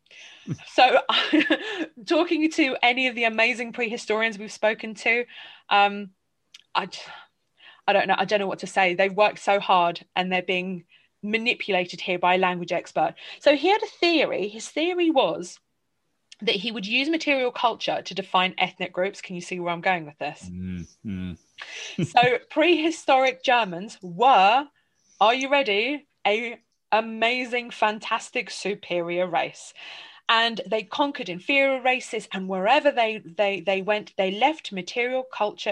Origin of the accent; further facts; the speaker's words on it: England, United Kingdom; I growing up in England with a family Polish heritage